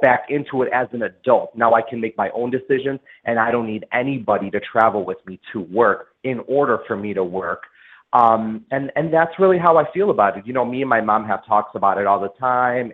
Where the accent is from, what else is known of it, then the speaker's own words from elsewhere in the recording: Des Plaines, Illinois, United States; also born or lived in Chicago / Park Ridge; was born in Chicago and I grew up between Park Ridge and Des Plaines